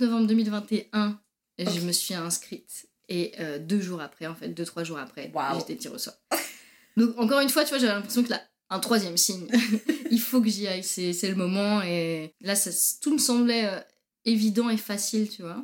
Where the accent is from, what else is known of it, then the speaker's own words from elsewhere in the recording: Normandy, France; moved away as an adult; also born or lived in Paris, France / Marseille, France; now in Montreal, Canada; Alors moi, je viens de Normandie. J'ai grandi en Normandie